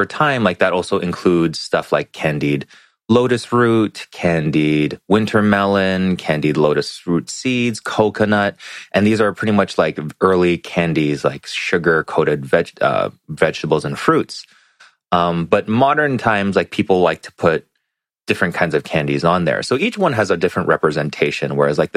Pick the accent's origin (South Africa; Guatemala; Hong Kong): Hong Kong; now in America; I was raised in Hong Kong, we're just used to calling it Chinese New Year as CNY.